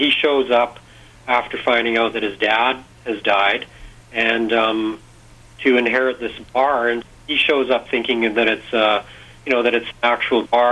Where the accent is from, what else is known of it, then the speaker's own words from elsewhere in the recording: Kamloops, British Columbia, Canada; I grew up in Kamloops